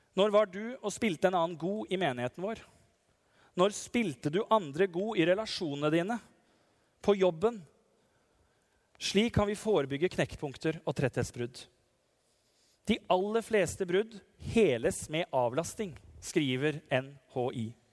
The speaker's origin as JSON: {"language": "Norwegian", "town": "Nissedal", "region": "Telemark", "country": "Norway", "tie": "born or raised there", "said": "fra Nissedal, der jeg kommer fra, heimbygda mi"}